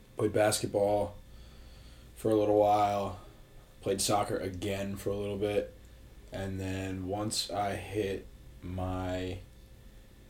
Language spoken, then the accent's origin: English; Wernersville, Pennsylvania, United States; moved away as an adult; now in Frederick, United States; I'm from Warnersville, Pennsylvania, pretty small town, about 20 minutes outside Reading